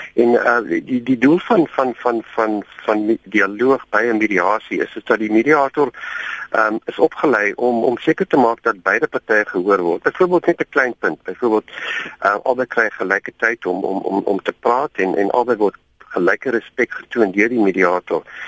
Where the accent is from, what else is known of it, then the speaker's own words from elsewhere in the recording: South Africa; as wit mense in Suid-Afrika